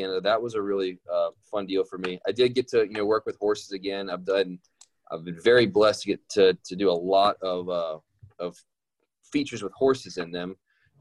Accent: Louisiana, United States; now in Los Angeles, United States; I'm from Louisiana, you know, right next door.

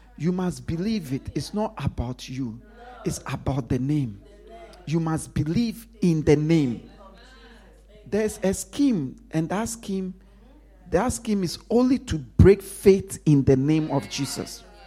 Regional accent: Ghana; I grew up in Ghana.

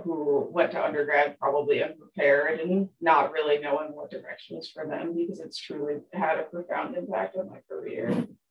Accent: Appalachia, a small town in Pennsylvania, United States; moved away; I am from Appalachia, a small town in Pennsylvania. My hometown had around 5,000 people.

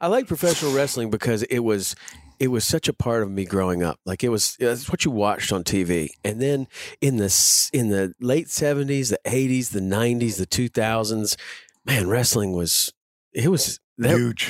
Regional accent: Chattanooga, Tennessee, United States; I grew up in Chattanooga, Tennessee.

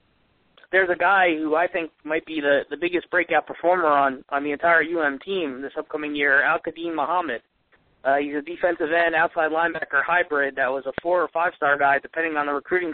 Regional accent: New Jersey, United States; I'm from Central Jersey, and I played high school football.

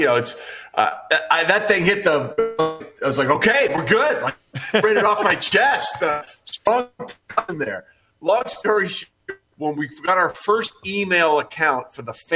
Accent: East Coast / Northeast, United States; I grew up on the East Coast

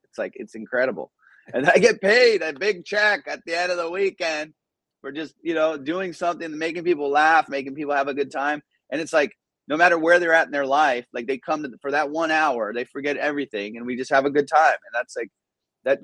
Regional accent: Orange, California, United States; English is a second language; also born or lived in Iran; we came when I was five and moved to Southern California

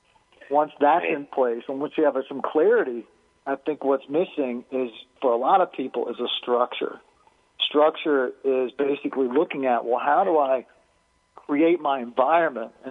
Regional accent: Alabama, United States; We had to do a lot of wood chopping as a child. I grew up in Alabama

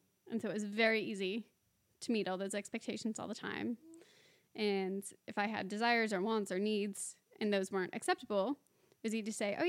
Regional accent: San Diego, California, United States; moved away

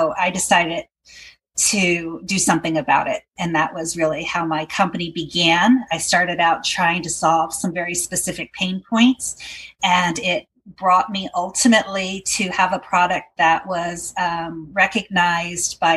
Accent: Portland, Oregon, United States; I'm from Portland, Oregon, and I have a company called Caregiven

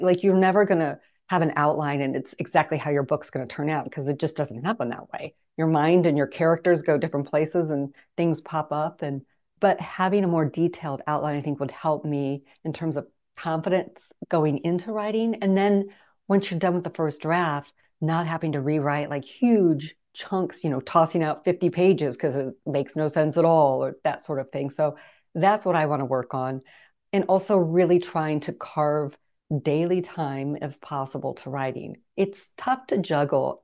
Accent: Midwest, United States; now in Phoenix, United States; I grew up in the Midwest

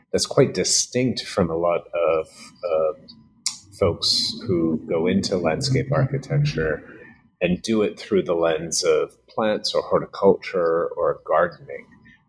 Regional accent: New Bedford, Massachusetts, United States; So I grew up in New Bedford, which is a fishing town an hour south of Boston, working class.

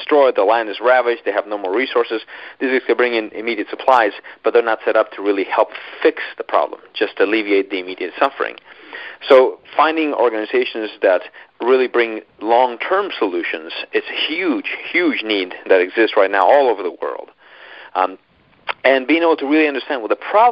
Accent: Colombia; moved away; I'm actually from Colombia, South America. So it's interesting, though, because I was actually raised in a small rural town in the middle of nowhere

